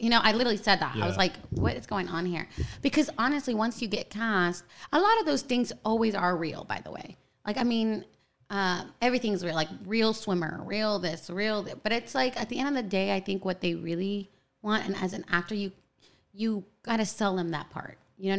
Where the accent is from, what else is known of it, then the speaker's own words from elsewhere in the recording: Sacramento, California, United States; also born or lived in El Salvador / Atlanta, Georgia; now in Los Angeles, United States; To Sacramento, California. Okay. That's where I was raised. So I'm from Sactown, 916.